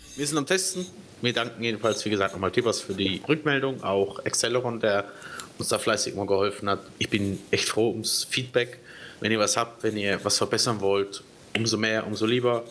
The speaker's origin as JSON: {"language": "German", "country": "Switzerland", "said": "ich bin ja Schweizer"}